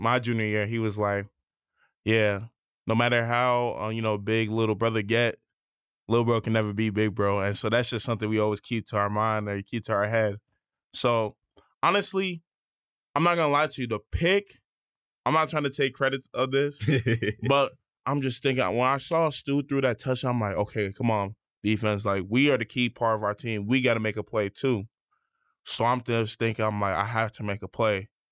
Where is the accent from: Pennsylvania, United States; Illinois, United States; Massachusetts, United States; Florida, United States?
Illinois, United States; Schaumburg; moved away as an adult; I came from Schaumburg. We weren't a good team in high school